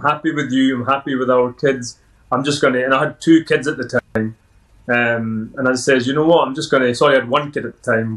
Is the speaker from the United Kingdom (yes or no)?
yes; Edinburgh, Scotland, United Kingdom; accent: Scottish; I was born in Edinburgh, local lad, and born in a Sikh family